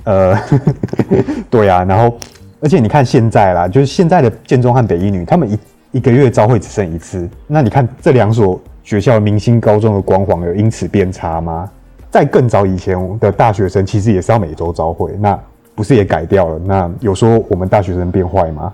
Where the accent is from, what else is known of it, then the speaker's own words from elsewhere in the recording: Taiwan; 我们台湾人的， 台湾人的身体